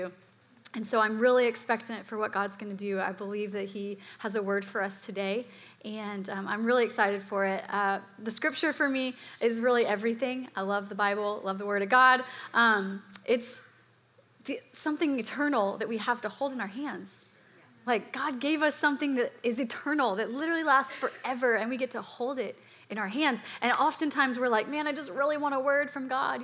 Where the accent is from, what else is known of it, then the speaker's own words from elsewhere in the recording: Atlanta, Georgia, United States; I'm from Atlanta